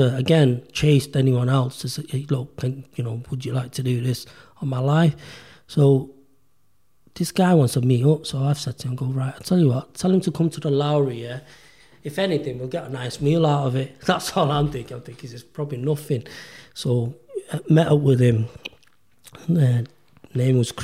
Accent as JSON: {"language": "English", "country": "United Kingdom", "tie": "born or raised there", "said": "I'm a British-born Pakistani"}